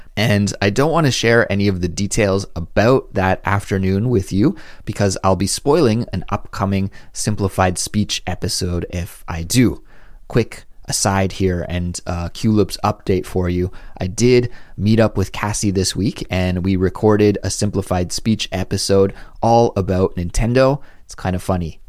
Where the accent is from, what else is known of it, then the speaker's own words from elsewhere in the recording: near Vancouver, British Columbia, Canada; I grew up in Canada, very close to Vancouver, and I've spent a lot of time there.